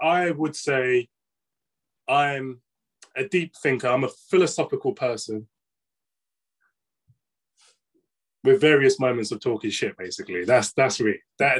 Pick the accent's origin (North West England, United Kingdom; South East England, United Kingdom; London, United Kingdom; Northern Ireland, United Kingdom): London, United Kingdom; I'm from London.